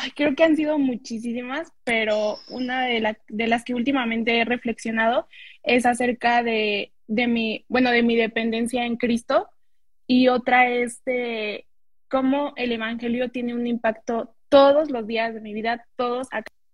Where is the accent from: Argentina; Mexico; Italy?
Mexico; State of Mexico; yo soy de, México, del Estado de México, pero estamos como muy cerquitas de Ciudad de México